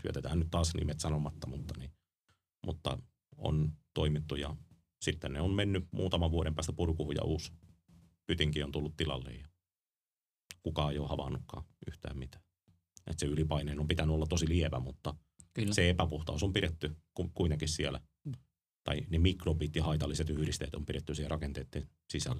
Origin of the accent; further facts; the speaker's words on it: Ostrobothnia, Finland; meillä Pohjanmaalla ammattikorkeakoulussa, ammattikoulussa